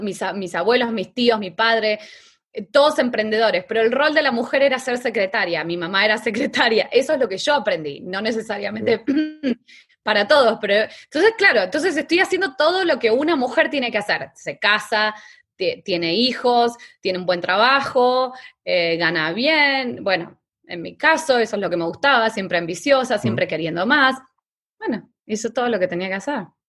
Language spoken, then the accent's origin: Spanish; Argentina; moved away as an adult; also born or lived in New York; mi papá tenía un, negocio de lencería en Argentina